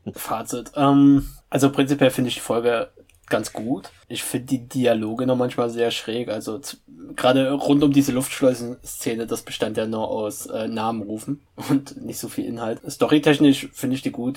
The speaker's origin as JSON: {"language": "German", "town": "Gera", "region": "Thuringia", "country": "Germany", "said": "ich komme aus Gera und pendel regelmäßig nach Weimar"}